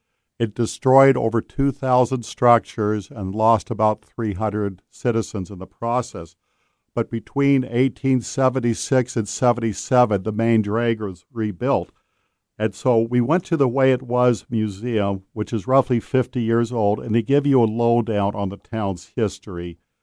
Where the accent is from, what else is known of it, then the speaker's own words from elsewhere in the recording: Seattle, Washington, United States; I grew up in South Seattle, Beacon Hill, and it was kind of a Leave It to Beaver 1950 neighbors.